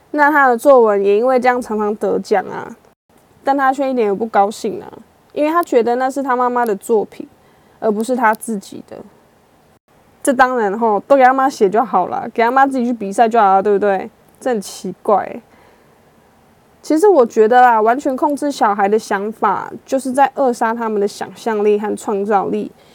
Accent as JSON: {"language": "Chinese", "country": "Taiwan", "said": "我们台湾人"}